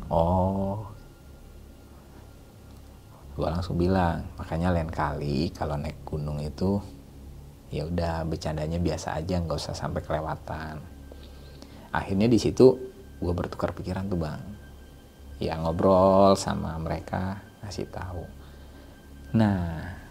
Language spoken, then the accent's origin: Indonesian; Bekasi, West Java, Indonesia; dalam hati gue karena gue dari Bekasi ya bang ini berasa kayak ke, kayak di Bekasi